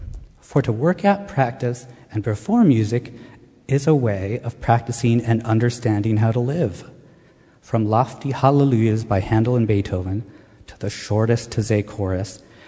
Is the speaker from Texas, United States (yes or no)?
no; Pennsylvania, United States; also born or lived in Wilmington, Delaware / Freehold, New Jersey / New York City / Montclair; now in Chatham, United States; When I was a kid, I lived in Wilmington, Delaware, Freehold in South Jersey, before growing up in Pennsylvania. And I've also lived in New York City, Montclair, Cleveland, Ohio, and now Chatham.